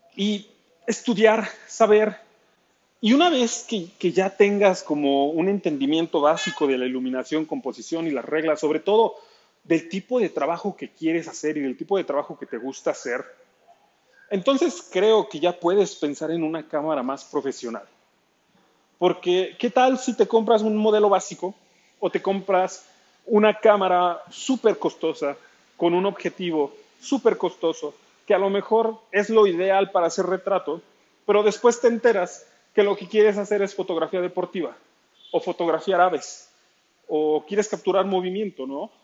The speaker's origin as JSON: {"language": "Spanish", "town": "Nezahualcóyotl", "region": "State of Mexico", "country": "Mexico", "said": "Soy del Estado de México, al oriente de la Ciudad de, México, en Ciudad Nezahualcóyotl."}